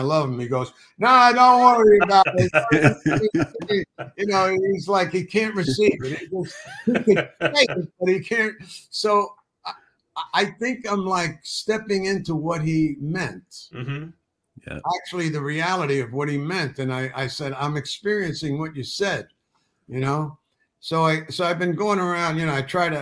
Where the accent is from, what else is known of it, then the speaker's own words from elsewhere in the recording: New York City, New York, United States; I grew up in the Bronx with a mother who said, don't ever ask for help.